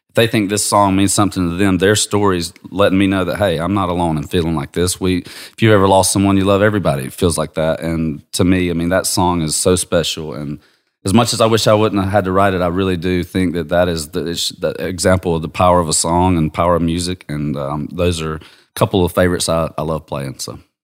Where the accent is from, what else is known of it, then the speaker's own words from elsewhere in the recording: Georgia, United States; I'm from Georgia